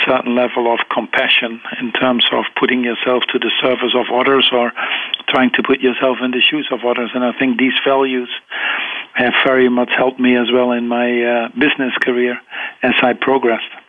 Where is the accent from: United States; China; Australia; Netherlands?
Netherlands; eastern Netherlands; I grew up in the Netherlands, on the uh, eastern part of the Netherlands